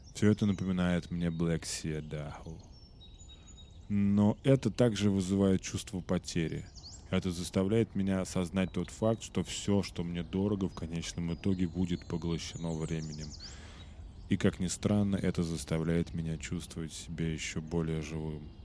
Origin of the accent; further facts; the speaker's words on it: Russia; я э, из России